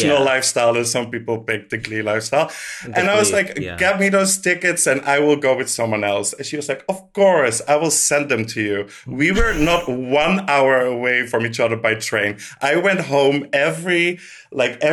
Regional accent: Netherlands; I grew up in the Netherlands

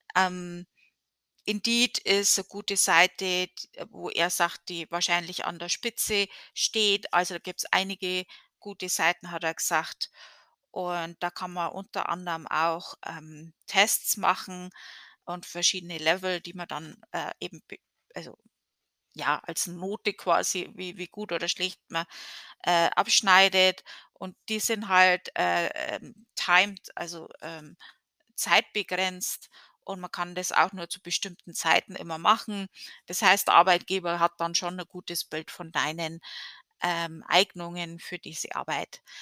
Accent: Germany; moved away as an adult; now in United States; in Deutschland, ähm, zumindest in der Gegend, wo ich herkomme

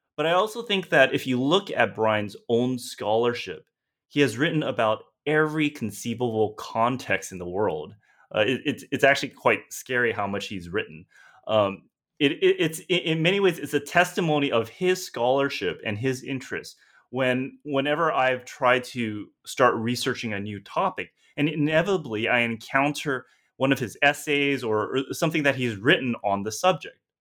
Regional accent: San Gabriel Valley, Los Angeles County, Southern California, United States; moved away; also born or lived in Vancouver; I'm a Chinese American, born and raised in Southern California, and I grew up in a region of uh, Los Angeles County known as San Gabriel Valley or the SGV

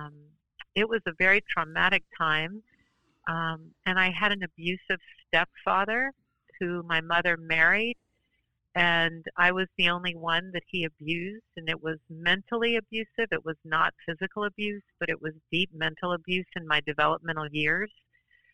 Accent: New Orleans, Louisiana, United States; also born or lived in New York City; now in Portland, United States; I grew up in New Orleans, Louisiana

